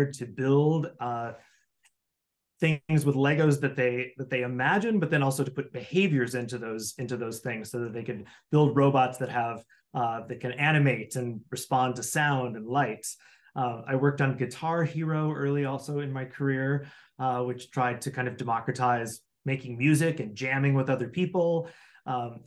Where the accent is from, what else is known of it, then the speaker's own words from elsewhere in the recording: Midwest, United States; I grew up in the Midwest